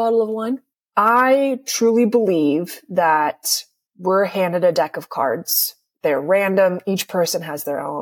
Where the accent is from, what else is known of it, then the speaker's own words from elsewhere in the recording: a tiny town in California, United States; moved away as an adult; also born or lived in San Diego, United States; now in New York, United States; I'm from a tiny town in California